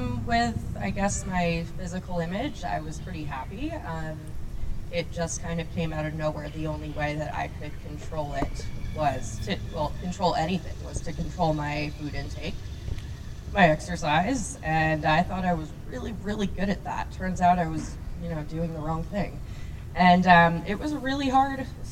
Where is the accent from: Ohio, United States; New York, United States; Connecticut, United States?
Connecticut, United States; New Fairfield; I'm originally from Connecticut in New Fairfield and grew up wonderful childhood.